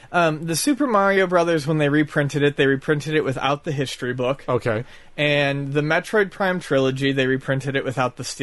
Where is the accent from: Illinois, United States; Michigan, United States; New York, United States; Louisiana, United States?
New York, United States; Buffalo; Time yeah, from Buffalo. Yeah, I'm from Buffalo.